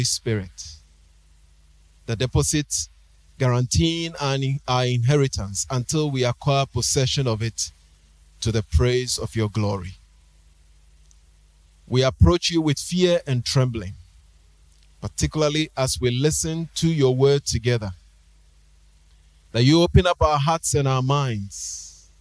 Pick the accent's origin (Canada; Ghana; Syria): Ghana